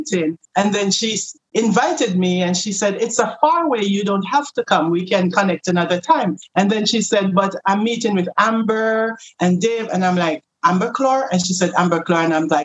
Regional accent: Jamaica; moved away; I'm from Jamaica.

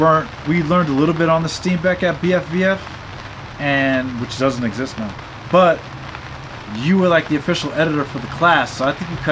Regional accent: Boston, Massachusetts, United States; moved away as an adult; now in Inglewood, United States; I'm a native Bostonian from a park called Mattapan, inner city, much like Englewood that I live in now, except that Englewood's being totally gentrified. Mattapan's not.

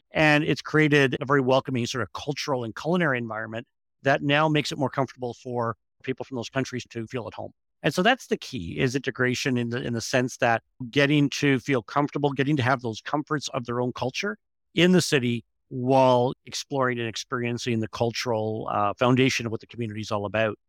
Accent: Northern Ontario, Canada; Gordon and I are both born and raised in the North, and it would take a lot I think for either of us to leave the North, we love it here

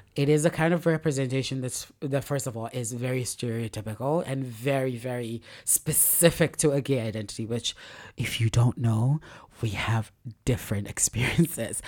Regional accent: Lagos, Nigeria; as a Nigerian in, in Lagos

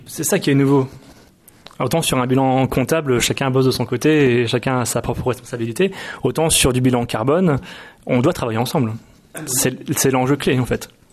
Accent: Nantes, Pays de la Loire, France; je viens de Nantes, il y a beaucoup de maraîchers autour de chez moi

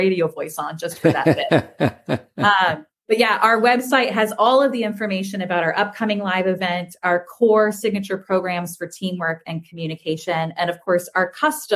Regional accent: Bradenton, Florida, United States; I'm from Bradenton. I am from this area

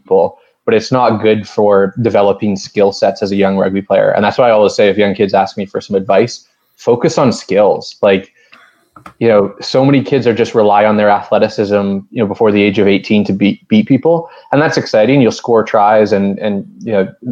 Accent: Calgary, Alberta, Canada; also born or lived in Toronto; I grew up in Calgary, close to the Rockies

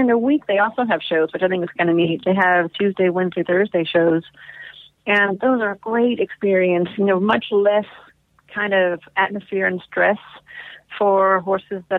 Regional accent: United States; an American competitor

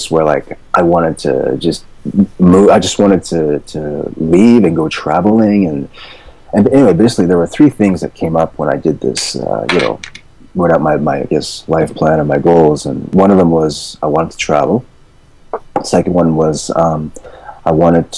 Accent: East Coast, Canada; moved away as an adult; also born or lived in Vancouver, Canada; I'm from Canada, by the way. I came from the East Coast, but I was living in Vancouver at the time.

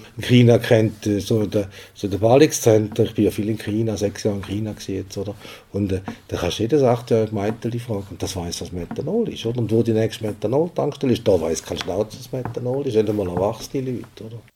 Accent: Switzerland; wir als Schweizer

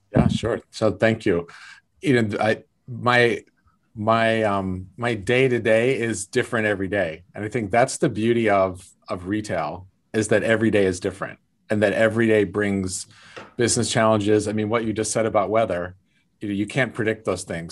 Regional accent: South Lake Tahoe, California, United States; I grew up in South Lake Tahoe, California, very small town

